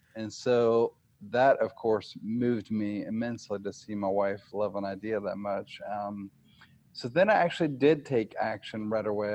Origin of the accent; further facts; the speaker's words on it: Nashville, Tennessee, United States; I'm from Nashville, Tennessee